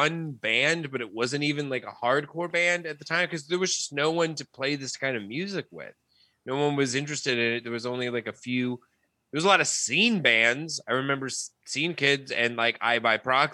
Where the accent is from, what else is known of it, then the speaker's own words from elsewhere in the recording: Denver, Colorado, United States; moved away; I grew up in Denver